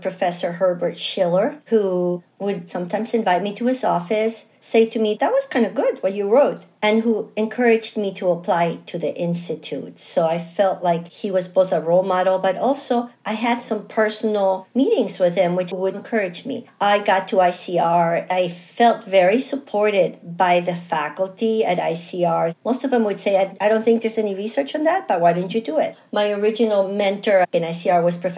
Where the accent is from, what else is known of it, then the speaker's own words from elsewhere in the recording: Chile; now in United States; I'm originally from Chile